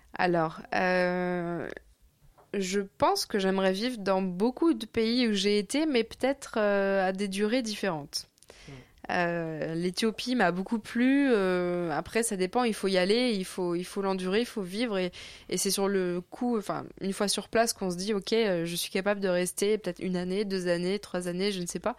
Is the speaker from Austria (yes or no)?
no; France; j'aime toujours revenir en France parce qu'évidemment, j'y ai toutes mes attaches, ma famille